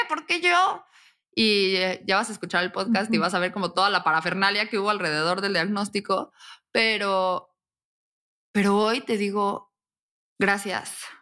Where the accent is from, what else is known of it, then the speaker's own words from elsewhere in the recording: Querétaro, Mexico; yo soy mexicana, soy de Querétaro, nací